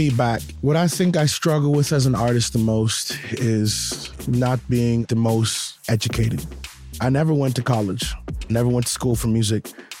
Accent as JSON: {"language": "English", "country": "Bahamas", "said": "I'm from Bahamas."}